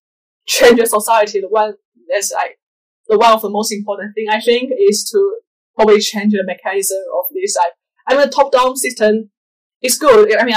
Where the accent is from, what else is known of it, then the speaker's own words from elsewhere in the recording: China; moved away as an adult; also born or lived in United Kingdom; now in Africa; I'm from China and I study in the UK. And now I'm working here in Africa.